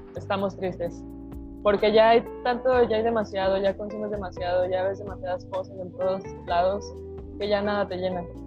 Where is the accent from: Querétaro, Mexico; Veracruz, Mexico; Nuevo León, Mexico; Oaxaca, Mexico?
Nuevo León, Mexico; Monterrey; also born or lived in Mexico City; now in Guadalajara, Mexico; soy de Monterrey